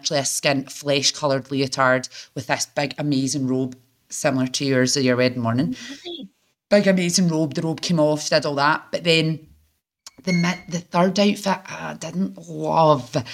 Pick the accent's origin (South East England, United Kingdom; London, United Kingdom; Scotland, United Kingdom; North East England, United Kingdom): Scotland, United Kingdom; Glasgow; moved away as an adult; now in Manchester, United Kingdom; I'm from Glasgow